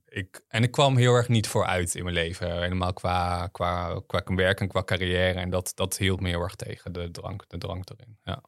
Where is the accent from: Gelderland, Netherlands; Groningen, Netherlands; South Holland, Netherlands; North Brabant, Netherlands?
Gelderland, Netherlands; Harderwijk; ik ben opgegroeid op de Veluwe. Ehm, in Harderwijk